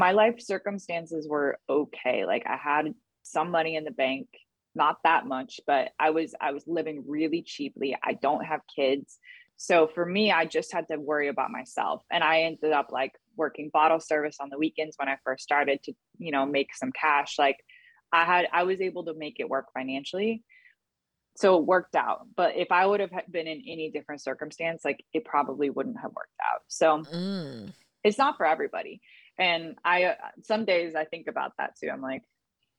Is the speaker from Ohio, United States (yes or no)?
no; Oakland, California, United States; also born or lived in Maryland; now in New York, United States; I'm from Oakland originally